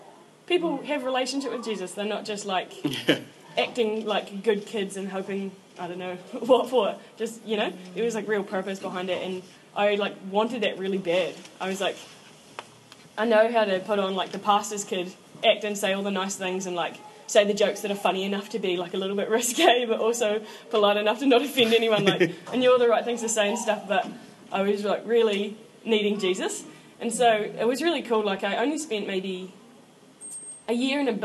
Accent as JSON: {"language": "English", "town": "Invercargill", "region": "Southland", "country": "New Zealand", "said": "I am 21 years old, and I'm from Invercargill"}